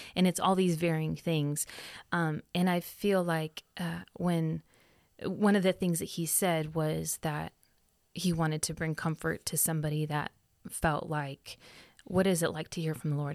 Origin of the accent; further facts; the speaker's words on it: Sunnyvale, California, United States; moved away; also born or lived in Arizona; I, um, grew up in Cupertino in Sunnyvale.